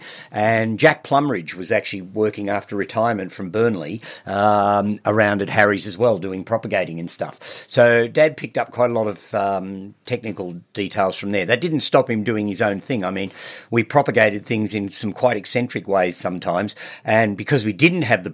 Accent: Mount Macedon, Victoria, Australia; also born or lived in Melbourne; I was born in Melbourne, but my family moved to Mount Macedon just before I started primary school. So I've lived there most of my life now.

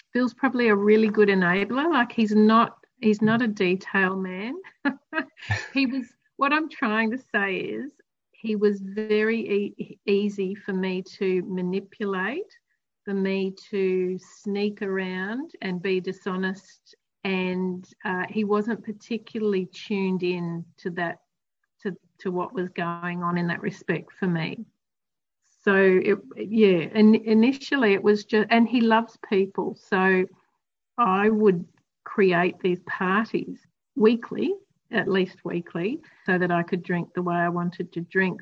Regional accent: Queensland, Australia; I grew up in Queensland, so there was lots of outdoor time

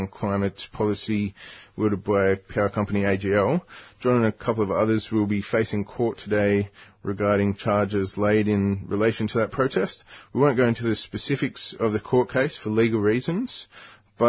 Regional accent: Newcastle, New South Wales, Australia; I grew up around Newcastle

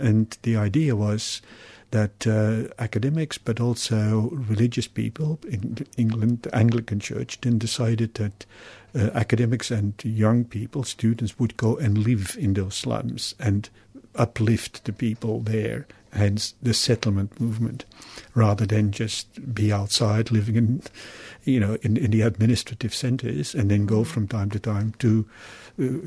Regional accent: Belgium; moved away as an adult; also born or lived in Congo / Germany; now in Melbourne, Australia; studying social work in Belgium, my home country

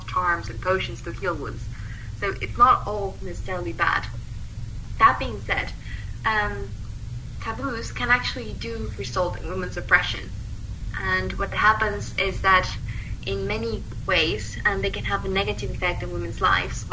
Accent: Mexico; moved away as an adult; now in United Kingdom; I was born in Mexico, and I moved to the UK in 2015, which is where I'm currently based

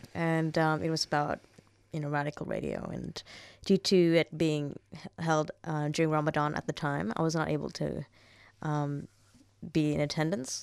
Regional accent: Saudi Arabia; moved away; growing up in Saudi Arabia

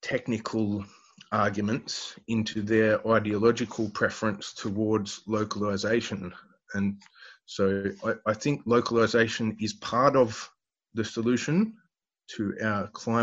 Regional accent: Newcastle, New South Wales, Australia; I grew up in Newcastle, the world's biggest coal port.

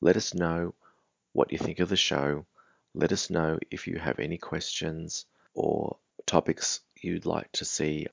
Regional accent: Australia; Even though I grew up in Australia, I'm a person of color

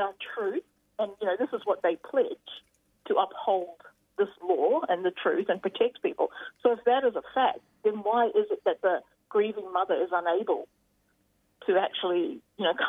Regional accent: Wollongong, New South Wales, Australia; I'm just coming from Dharawal country today, where I was born and raised here, but my ancestors are actually from South Australia, and I grew up down here in the beautiful

